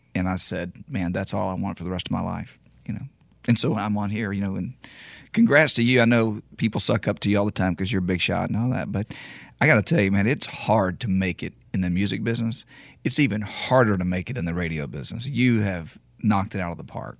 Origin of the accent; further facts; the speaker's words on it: Beaumont, Texas, United States; my hometown of, of Beaumont